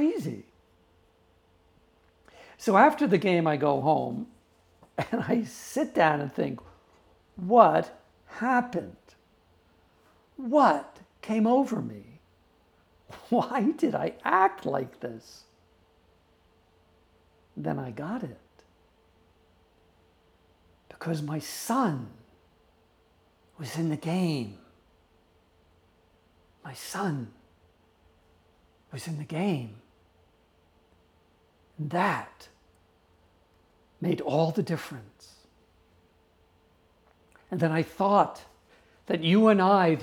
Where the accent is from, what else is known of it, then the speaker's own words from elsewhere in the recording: New York, United States; I grew up in New York